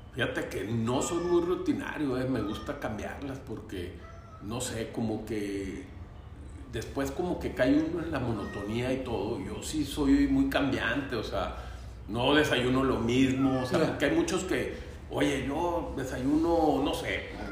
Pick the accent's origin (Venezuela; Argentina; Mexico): Mexico; Torreón, Coahuila; also born or lived in Gómez Palacio, Durango, Mexico / Roswell, New Mexico, United States; empecé en, el Torreón Jardín y luego después me fui a, al francés de La Laguna y luego de Gómez también, de Durango